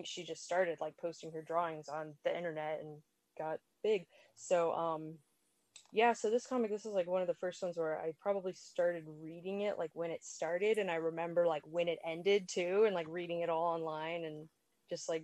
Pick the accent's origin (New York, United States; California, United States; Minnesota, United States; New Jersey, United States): California, United States; moved away as an adult; now in Florida, United States; I grew up in California